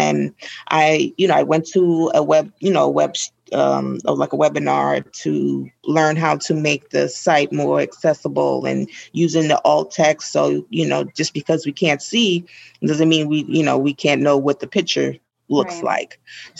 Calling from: New York, United States; I'm calling from New York, and I run the social media pages for my chapter, the Greater New York chapter

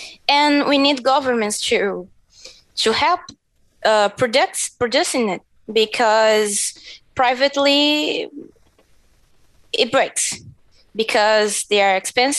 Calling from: Brazil; I think I forgot to mention that I'm talking from Brazil.

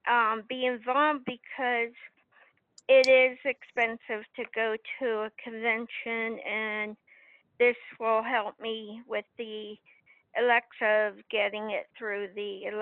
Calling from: Pennsylvania, United States; from Pennsylvania, and I can't wait till this convention happens.

